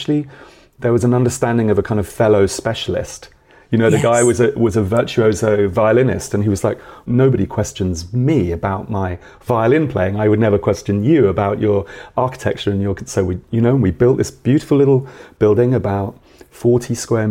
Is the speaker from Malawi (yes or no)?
no; Milton Keynes, South East England, United Kingdom; I grew up in Milton Keynes in the 70s and the 80s, like a new town